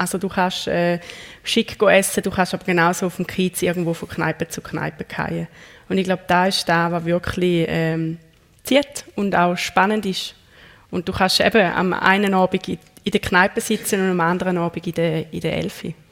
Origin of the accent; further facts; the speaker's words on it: Zurich, Switzerland; ja, das kann ich als Zürcherin